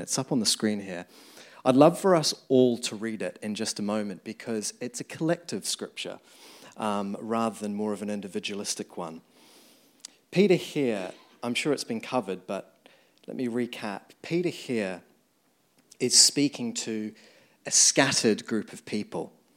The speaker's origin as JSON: {"language": "English", "country": "New Zealand", "tie": "born or raised there", "moved": "as an adult", "lives_now": "London, United Kingdom", "said": "as you can tell the accent, I grew up in New Zealand, moved here about, um, fourteen years ago now"}